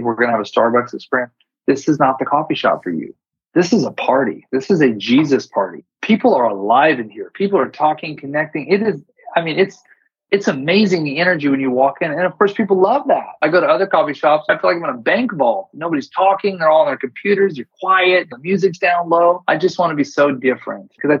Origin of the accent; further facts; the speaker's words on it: California, United States; I'm California too